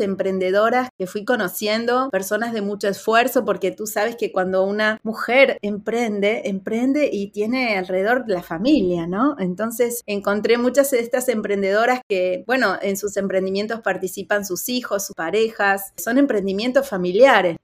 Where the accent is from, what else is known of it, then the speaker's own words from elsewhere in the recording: Argentina; Yo soy argentina